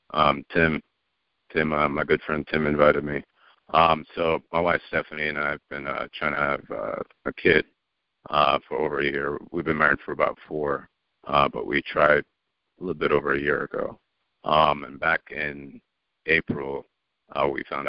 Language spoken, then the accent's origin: English; Jamaica; moved away; I grew up in Jamaica. My parents are in Jamaica.